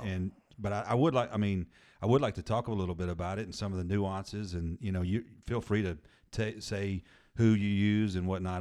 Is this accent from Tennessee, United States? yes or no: yes; Murfreesboro, Tennessee, United States; moved away; I grew up in Murfreesboro